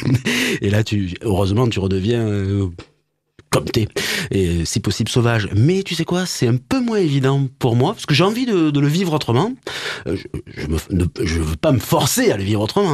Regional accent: Montpellier, Occitania, France; je suis né à Montpellier mon papa est né à Montpellier et il m'a amené au stade de la Mosson

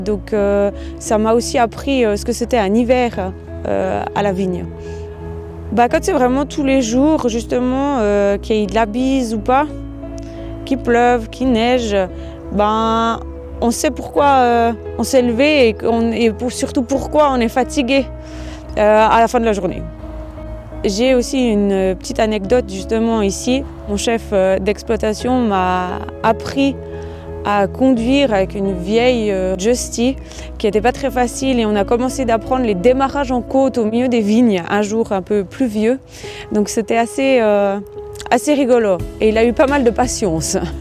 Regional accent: Boudry, Neuchâtel, Switzerland; J'ai grandi ici, euh, à Trois-Roues

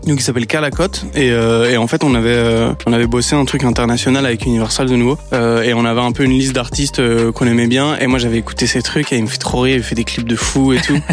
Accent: Brussels, Brussels-Capital Region, Belgium; je suis né en Belgique, je suis pas belge, je suis italien, ma mère est espagnole

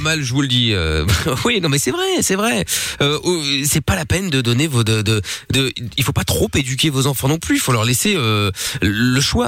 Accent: Belgium; chez nous en Belgique

